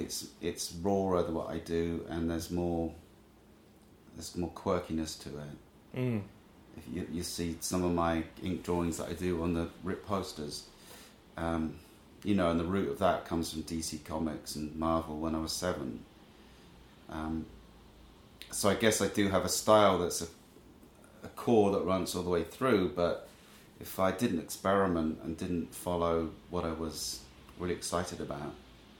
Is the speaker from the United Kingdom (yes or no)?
yes; Trowbridge, South West England, United Kingdom; moved away as an adult; also born or lived in Japan / London; now in New York, United States; Grew up in Trowbridge, Wiltshire